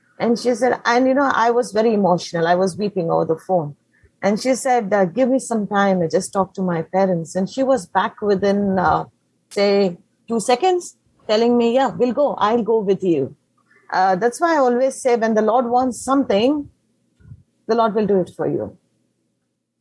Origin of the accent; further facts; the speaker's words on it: Mangalore, Karnataka, India; first language Konkani; English is a second language; moved away as an adult; now in Kerala, India; originally, I'm from Karnataka, Mangalore